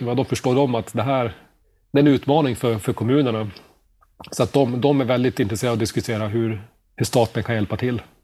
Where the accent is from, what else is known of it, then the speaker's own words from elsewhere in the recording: Boden, Norrbotten County, Sweden; moved away as an adult; also born or lived in Stockholm / Sundbyberg; jag är född och uppvuxen i Boden